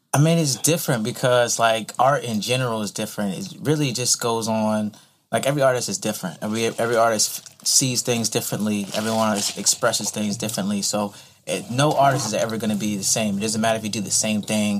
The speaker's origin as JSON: {"language": "English", "town": "Virginia Beach", "region": "Virginia", "country": "United States", "tie": "born or raised there", "also_born_or_lived": "Pensacola, Florida", "moved": "yes", "lives_now": "Savannah, United States", "said": "I was pretty much raised in um, Virginia Beach area"}